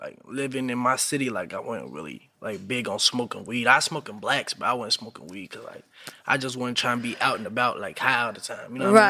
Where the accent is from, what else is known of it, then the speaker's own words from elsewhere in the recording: Louisville, Kentucky, United States; now in Atlanta, United States; I'm from Louisville.